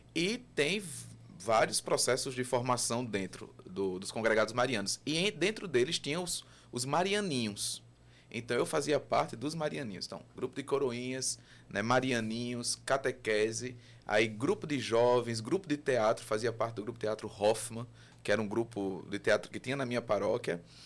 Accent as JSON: {"language": "Portuguese", "town": "João Pessoa", "region": "Paraíba", "country": "Brazil", "tie": "born or raised there", "said": "Nascido e criado no bairro dos Novais. Meus pais ainda moram lá. Né? E sou pessoense"}